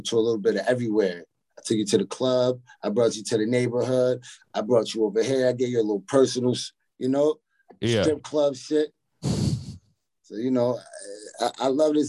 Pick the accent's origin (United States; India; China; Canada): United States; Utica, New York; I'm born and raised in Utica, New York, upstate. 315.